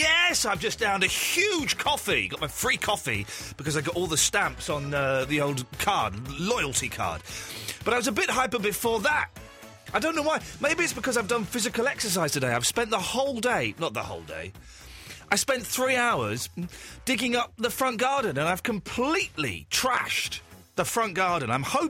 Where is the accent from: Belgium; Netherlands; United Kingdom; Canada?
United Kingdom; I have no pride in being British at all. I have no pride in it whatsoever. None. It was just like, so my parents had sex in this country and then I was conceived in this country.